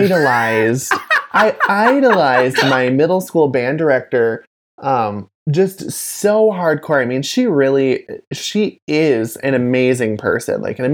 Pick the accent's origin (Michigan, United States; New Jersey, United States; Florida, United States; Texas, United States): Michigan, United States; Grand Rapids; Oh, yeah, which is where I grew up.